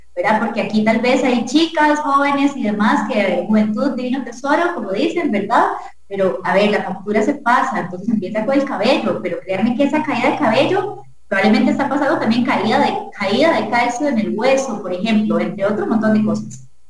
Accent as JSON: {"language": "Spanish", "country": "Costa Rica", "said": "como costarricense, en nuestro país y nuestra cultura"}